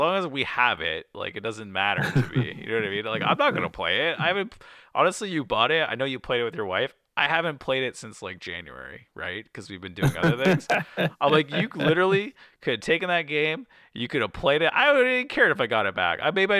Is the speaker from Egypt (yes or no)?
no; Canada; being Canadian